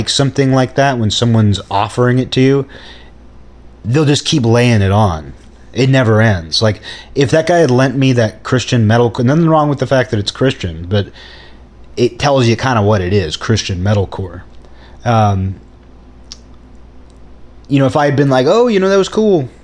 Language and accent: English; Seattle, Washington, United States; growing up in Seattle, there were no actual metal bands around.